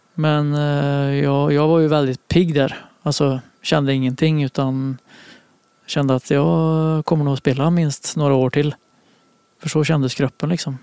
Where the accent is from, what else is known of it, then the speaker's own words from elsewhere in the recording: Munkfors, Värmland, Sweden; moved away; Jag spelade forward för det mesta hemma i Munkfors